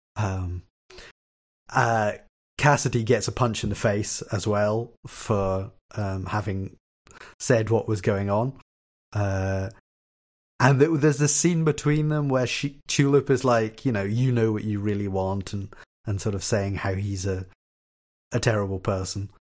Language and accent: English; Glasgow, Scotland, United Kingdom; accent: Kelvinside; my accent is very sort of muted, uh, sort of th, what we would call here a Kelvin side accent